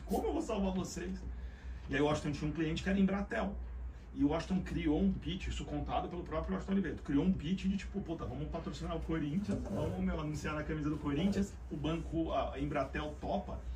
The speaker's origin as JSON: {"language": "Portuguese", "region": "São Paulo", "country": "Brazil", "said": "vim da Vila Albertina"}